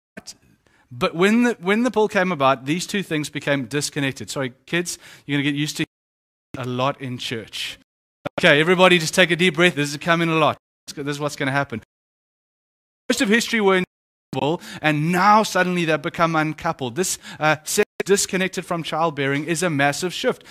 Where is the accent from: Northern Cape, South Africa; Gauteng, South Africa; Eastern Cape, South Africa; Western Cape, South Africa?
Eastern Cape, South Africa; The Eastern Cape, where I come from